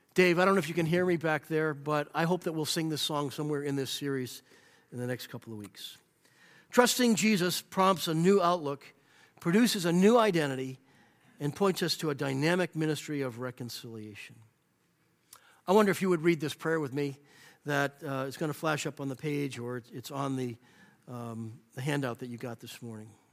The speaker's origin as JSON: {"language": "English", "country": "United States", "tie": "born or raised there", "said": "I am an American because this is where I was born in the land where I love"}